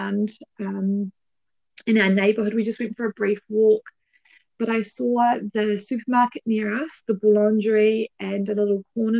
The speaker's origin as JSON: {"language": "English", "country": "New Zealand", "moved": "yes", "said": "as a Kiwi"}